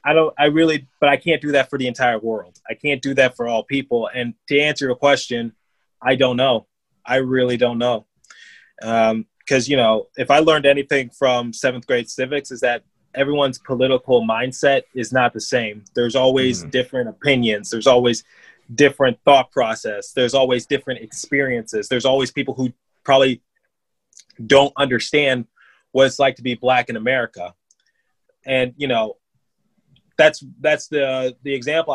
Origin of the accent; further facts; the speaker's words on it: Detroit, Michigan, United States; now in Philadelphia, United States; I grew up in Detroit just fine